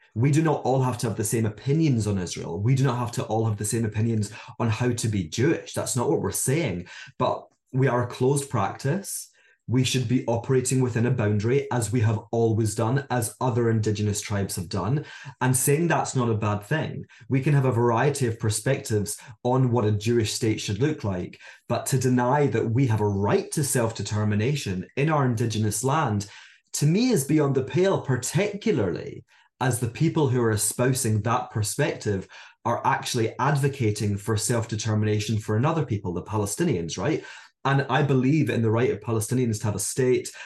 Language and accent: English; Scotland, United Kingdom; moved away as an adult; also born or lived in Hong Kong; now in London, United Kingdom; I'm from Scotland, as many of you can probably tell by my accent